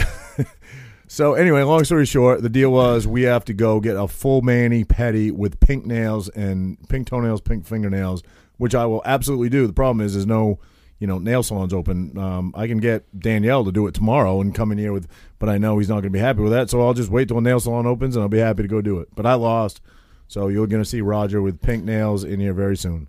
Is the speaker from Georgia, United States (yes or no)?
no; Maine, United States; moved away as an adult; now in New Jersey, United States; growing up in Maine when I was maybe, like, twenty-one